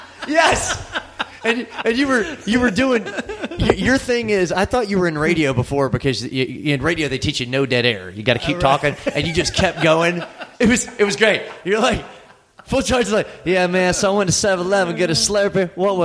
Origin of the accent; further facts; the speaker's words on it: the South, United States; I'm from the South.